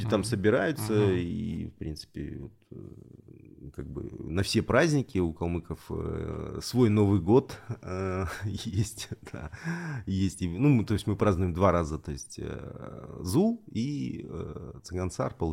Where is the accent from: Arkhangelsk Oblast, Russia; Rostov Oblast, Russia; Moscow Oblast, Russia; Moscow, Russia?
Rostov Oblast, Russia; я вообще, конечно, выходец вообще из Сальского района Ростовской области, потому что я из той части калмыков, которые были донскими казаками.